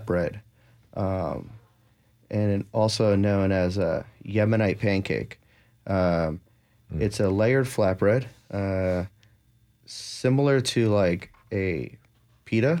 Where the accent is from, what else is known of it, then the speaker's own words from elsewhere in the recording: New Jersey, United States; now in Nashville, United States; I'm from New Jersey, where my grandfather had an amazing garden. I grew up eating tomatoes when I was young